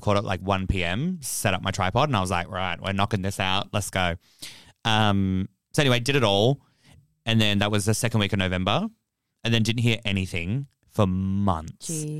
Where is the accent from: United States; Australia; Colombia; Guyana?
Australia; Fremantle, Western Australia; I'm from Freo